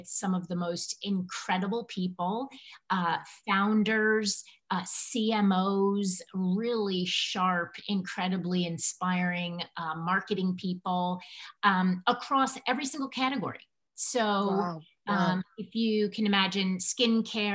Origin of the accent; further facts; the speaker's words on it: Connecticut, United States; moved away as an adult; also born or lived in Manhattan, New York; I was born and raised in Connecticut